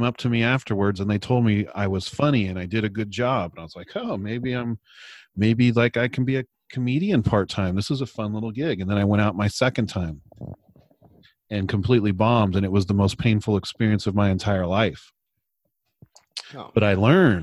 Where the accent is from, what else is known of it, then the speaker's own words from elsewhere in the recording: California, United States; I'm from California.